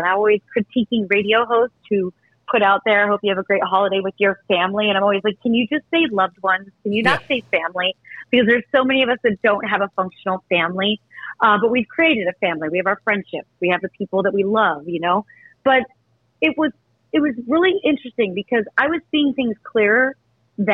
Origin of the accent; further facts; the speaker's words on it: Eastern Pennsylvania, United States; moved away as an adult; now in New York, United States; go to my hometown and not see my parents